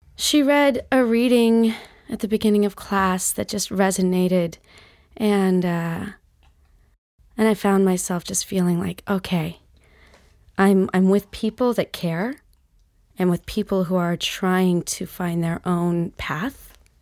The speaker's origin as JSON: {"language": "English", "region": "Utah", "country": "United States", "also_born_or_lived": "Seattle / New York", "moved": "as an adult", "said": "I'm from Utah, and then I moved to Seattle"}